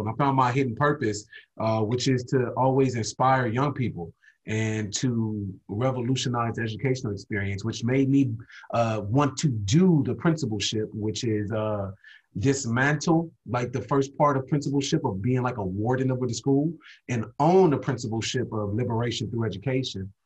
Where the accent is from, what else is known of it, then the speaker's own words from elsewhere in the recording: Compton, California, United States; I'm born and raised from Compton, California